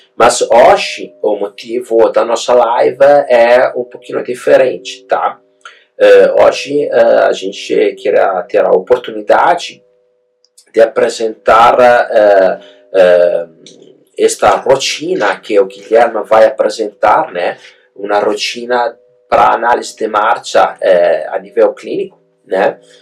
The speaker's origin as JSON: {"language": "Portuguese", "country": "Italy", "second_language": "Portuguese", "moved": "as an adult", "lives_now": "Brazil", "said": "eu uh, tenho um sotaque meio estranho, né? Eu sou italiano, sou produto importado"}